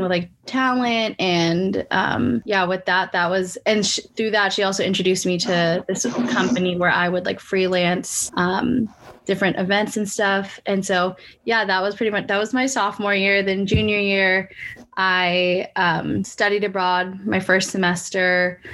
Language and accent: English; San Francisco Bay Area, California, United States; moved away as an adult; now in Los Angeles, United States; I'm originally from the San Francisco Bay Area and then moved